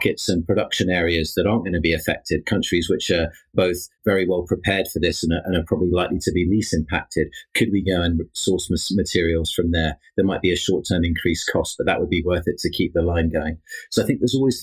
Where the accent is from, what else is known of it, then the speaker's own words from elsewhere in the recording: United Kingdom; being British as well